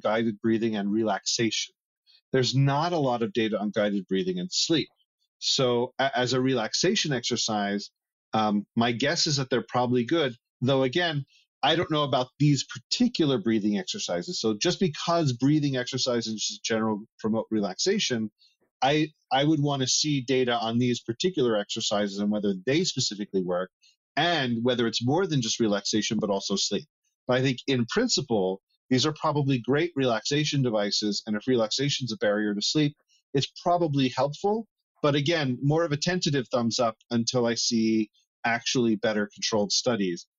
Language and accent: English; Northeast, United States; now in Arizona, United States; I come from the Northeast where me growing up, I remember times when it was too cold at night